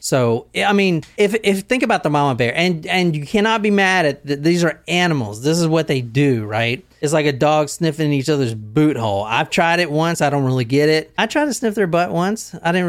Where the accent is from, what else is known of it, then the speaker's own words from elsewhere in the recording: Southern United States, United States; Okay, so I'm from the South, and you call your mama first before you call your wife.